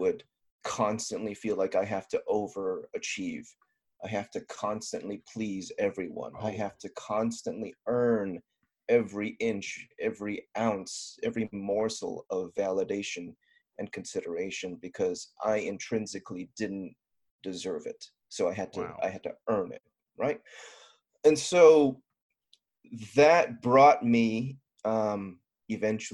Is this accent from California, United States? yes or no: yes; Southern California, United States; I'm a guy from Southern California, pretty much born and raised.